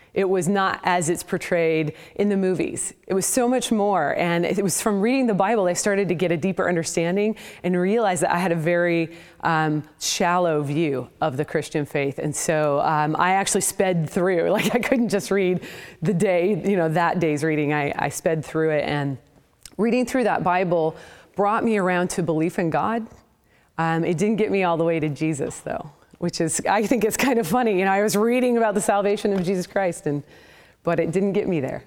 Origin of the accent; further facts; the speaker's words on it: Portland, Oregon, United States; now in Houston, United States; I was raised in the Pacific Northwest in, uh, the Portland, Oregon area